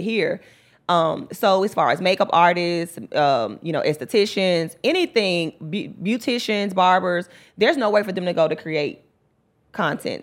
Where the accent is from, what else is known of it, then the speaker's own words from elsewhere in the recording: Memphis, Tennessee, United States; also born or lived in West Palm Beach, Florida; I was raised in the mound. I went to Mount Schools